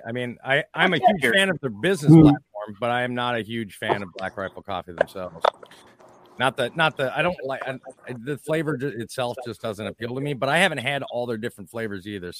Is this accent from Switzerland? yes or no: no; Quebec, Canada; I'm from Lower Canada.